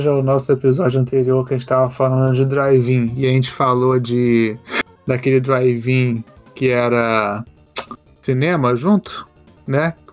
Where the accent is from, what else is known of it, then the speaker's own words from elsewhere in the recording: Brazil; a gente veio do Brasil para estudar, para morar, para fazer o que for aqui, dormir no gelo, né?